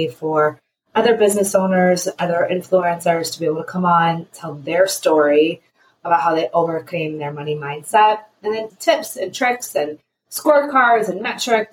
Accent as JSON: {"language": "English", "town": "Cleveland", "region": "Ohio", "country": "United States", "said": "I am a mama from Cleveland, Ohio."}